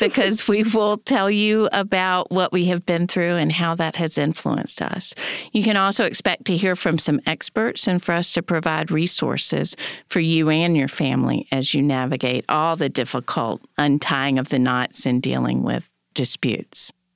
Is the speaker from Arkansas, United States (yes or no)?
no; North Carolina, United States; I was born in North Carolina in the sixties